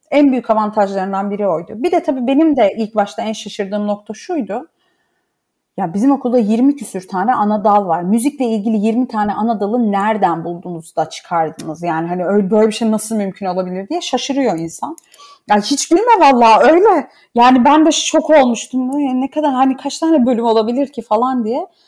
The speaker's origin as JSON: {"language": "Turkish", "area": "Laz", "region": "Black Sea Region", "country": "Turkey", "moved": "yes", "said": "biz e, Türküz ama Lazız."}